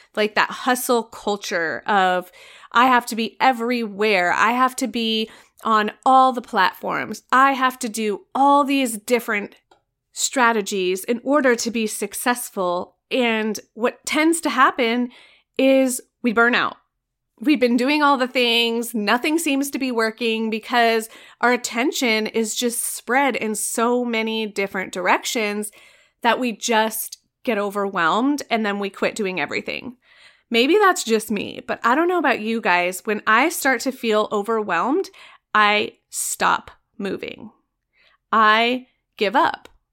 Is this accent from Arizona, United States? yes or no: yes; Arizona, United States; I am from Arizona